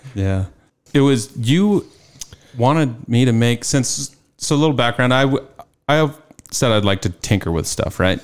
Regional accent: Carson City, Nevada, United States; I was born and raised in Nevada, um, Carson City to be exact

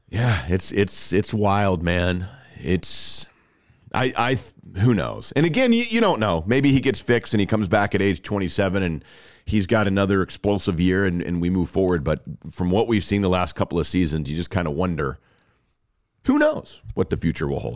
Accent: Rockwall, Texas, United States; Rockwall, my hometown

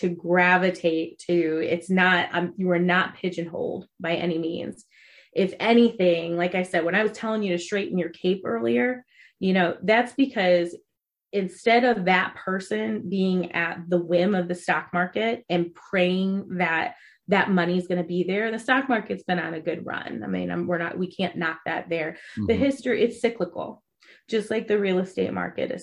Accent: Ohio, United States; I'm from Ohio. So we have a lot of corn and cows in Ohio

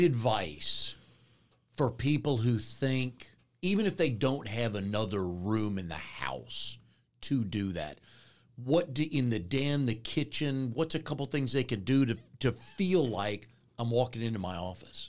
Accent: Raleigh, North Carolina, United States; I grew up here in Raleigh

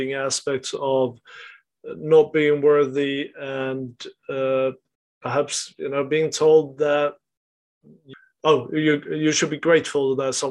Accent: Sweden; in the culture where I grew up in Sweden

